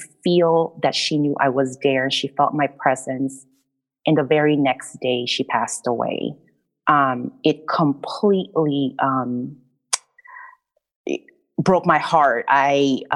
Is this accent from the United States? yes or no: no; Rizal, Calabarzon, Philippines; moved away; I grew up in the Philippines in a province called Rizal, and I grew up raised by my grandma